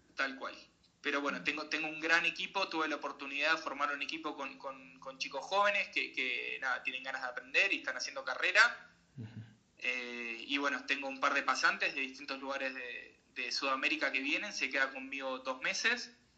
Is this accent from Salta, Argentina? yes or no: yes; Salta, Argentina; moved away as an adult; also born or lived in Mar del Plata / Chubut / Buenos Aires / Colorado; now in United States; yo me crié haciendo deportes de, chico, yo soy salteño, y me, crié haciendo deporte de chico en, Salta